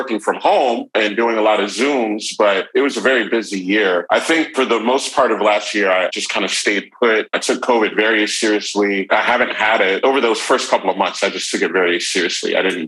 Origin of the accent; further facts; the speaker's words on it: Atlanta, Georgia, United States; moved away as an adult; also born or lived in Virginia / Uganda / Philadelphia; I moved back here about 3 years ago. I grew up here, so I guess originally I'm from the Atlanta area.